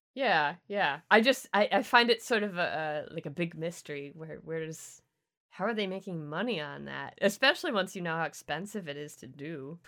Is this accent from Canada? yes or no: yes; Canada; I'm the Canadian